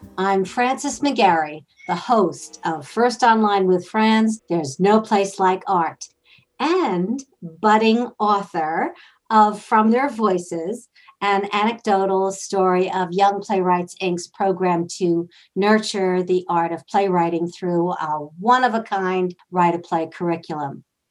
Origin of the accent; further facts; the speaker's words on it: Northport, New York, United States; my hometown, Northport Village.